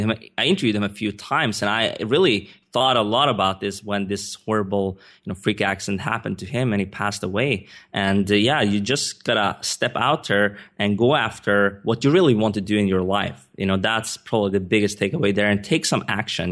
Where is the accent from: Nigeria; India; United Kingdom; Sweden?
Sweden; English is a second language; moved away as an adult; also born or lived in Stockholm / United States; I'm not a native English speaker. I was born and raised in Sweden